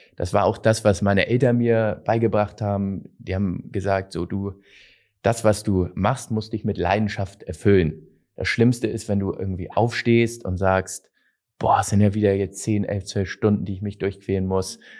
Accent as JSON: {"language": "German", "region": "Hamburg", "country": "Germany", "said": "bei uns in Hamburg"}